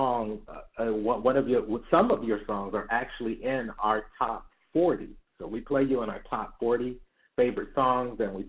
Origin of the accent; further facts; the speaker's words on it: Detroit, Michigan, United States; I am from Detroit.